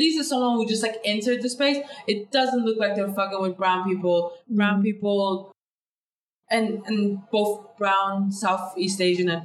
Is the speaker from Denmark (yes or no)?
yes; Denmark; English is a second language; moved away; also born or lived in United Kingdom; growing up in these parallel societies in Denmark where like all the minorities are in one neighborhood